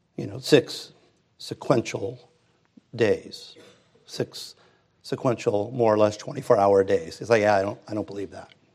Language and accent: English; Hermosa Beach, California, United States; grew up in Hermosa and Redondo